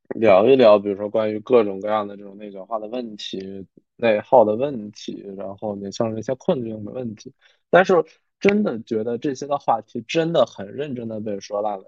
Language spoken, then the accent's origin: Chinese; Harbin, Heilongjiang, China; 我其实从小是在，就是北方的一个 就是黑龙江的哈尔滨，就虽然是省会城市吧，但是北方嘛，其实它经济会有一些不发达